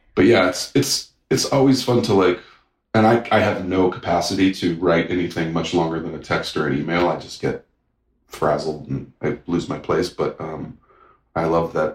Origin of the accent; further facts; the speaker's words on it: St. Louis, Missouri, United States; moved away; I grew up in St. Louis, Missouri